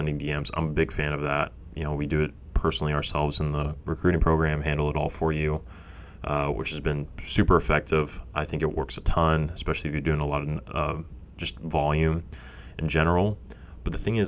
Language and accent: English; Fresno, California, United States; I'm from Fresno, grew up there